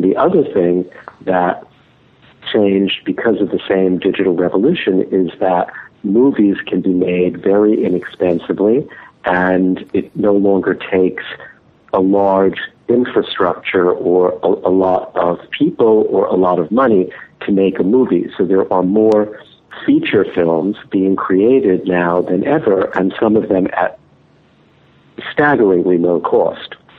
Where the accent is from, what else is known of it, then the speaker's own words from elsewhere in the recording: New York, United States; growing up in New York